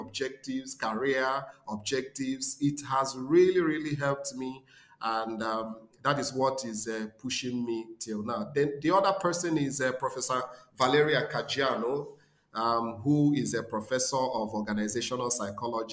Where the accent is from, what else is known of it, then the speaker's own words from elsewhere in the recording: Nigeria; moved away as an adult; also born or lived in Rome, Italy / Spain; as a Nigerian, as an Igbo boy